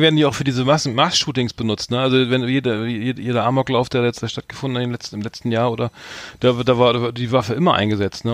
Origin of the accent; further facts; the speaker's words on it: Bremen, Germany; hier als Norddeutscher, äh, wir beide sind ja gebürtige Bremer